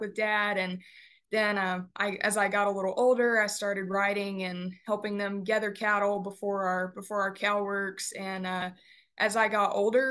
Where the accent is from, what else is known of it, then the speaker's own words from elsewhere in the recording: Beeville, Texas, United States; now in Canyon, United States; I am from Beeville, Texas. I was born and raised on our family-owned and operated ranch there in Bee County